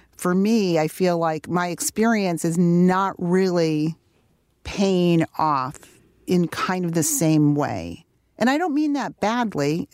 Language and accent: English; Detroit, Michigan, United States; growing up in Detroit, my parents, um, made sure that we had a connection to, um, you know, to our, our heritage